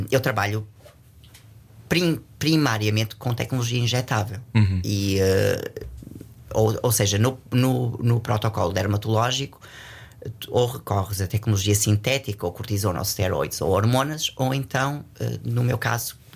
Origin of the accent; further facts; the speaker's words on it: Portugal; Eu digo sempre que, que eu sou português.